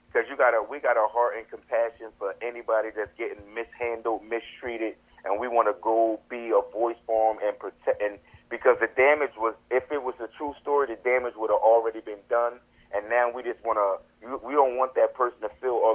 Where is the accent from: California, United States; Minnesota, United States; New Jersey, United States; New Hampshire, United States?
New Jersey, United States; Camden; moved away as an adult; now in Florida, United States; I'm from Camden, New Jersey